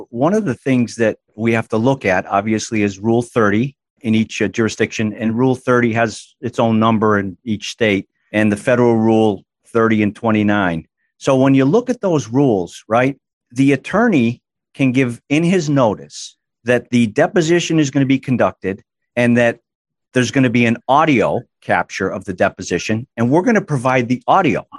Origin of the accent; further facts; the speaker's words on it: Massachusetts, United States; Born and raised in Massachusetts, admitted to the bar in Massachusetts in 1985